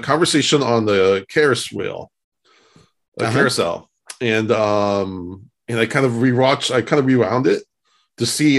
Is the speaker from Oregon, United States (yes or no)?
yes; Portland, Oregon, United States; moved away; I'm from Portland originally.